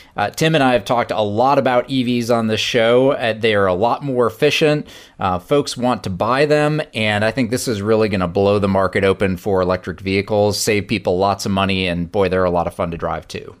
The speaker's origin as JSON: {"language": "English", "area": "outside of the Detroit area", "region": "Michigan", "country": "United States", "tie": "born or raised there", "said": "where I grew up outside of the Detroit area"}